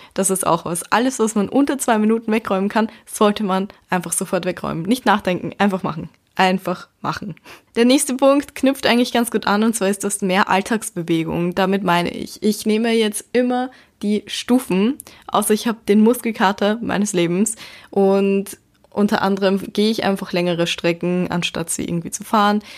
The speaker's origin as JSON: {"language": "German", "town": "Baden", "region": "Lower Austria", "country": "Austria", "moved": "as an adult", "lives_now": "Vienna, Austria", "said": "ich komme ja aus Baden und dort konnte man überall zu Fuß hingehen oder eben mit dem Bus fahren"}